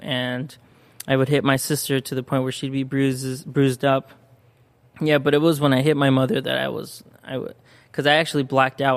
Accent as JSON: {"language": "English", "town": "San Bernardino", "region": "California", "country": "United States", "tie": "born or raised there", "also_born_or_lived": "Corona, California / Mexico (parents)", "first_language": "Spanish", "second_language": "English", "said": "where I grew up was actually in San Bernardino"}